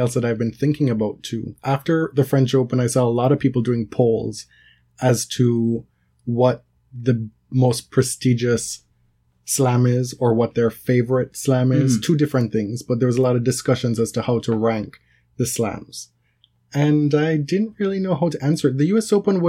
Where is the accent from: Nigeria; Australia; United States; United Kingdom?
United Kingdom; born there; you know, I'm a British subject by birth.